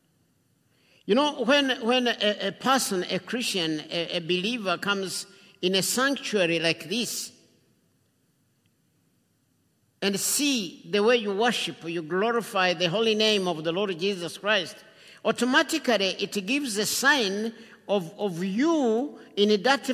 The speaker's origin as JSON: {"language": "English", "country": "Rwanda", "tie": "born or raised there", "also_born_or_lived": "Uganda", "moved": "yes", "said": "I'm from Rwanda. I'm Rwandese by birth and by nature."}